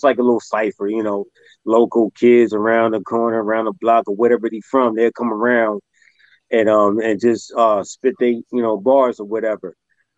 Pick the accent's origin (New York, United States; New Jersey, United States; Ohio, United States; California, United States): New Jersey, United States; Camden; born and raised in Camden, New Jersey. That's South Jersey right there